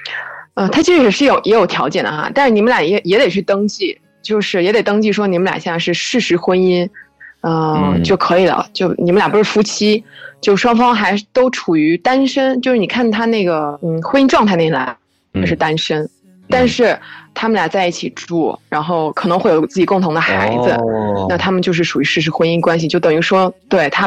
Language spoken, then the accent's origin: Chinese; Fujian, China; moved away as an adult; now in Barcelona, Spain; 我是福建人。